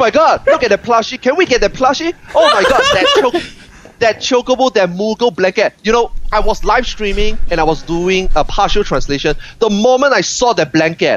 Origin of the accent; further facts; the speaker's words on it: Singapore; Singapore. I'm from Singapore.